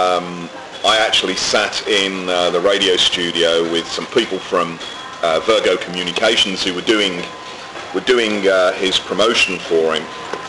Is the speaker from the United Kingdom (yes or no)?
yes; England, United Kingdom; now in Barbados; being English and living in Barbados